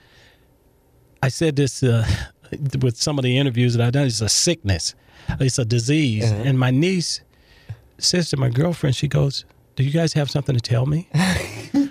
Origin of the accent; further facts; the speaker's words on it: Los Angeles, California, United States; growing up in South Central Los Angeles